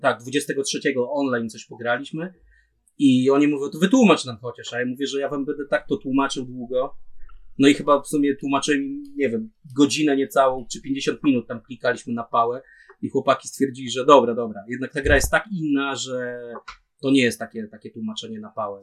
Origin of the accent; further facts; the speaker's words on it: Opole Voivodeship, Poland; U nas, u nas w Opol, na Opolszczyźnie